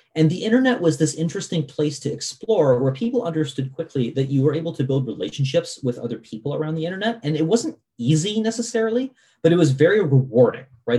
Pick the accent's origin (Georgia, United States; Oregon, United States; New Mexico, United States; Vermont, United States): Vermont, United States; I grew up in Vermont, and I remember when Vermont got our first Walmart